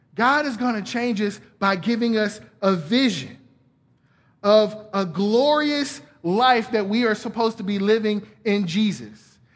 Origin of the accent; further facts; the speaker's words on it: Atlanta, Georgia, United States; moved away; I'm from Atlanta originally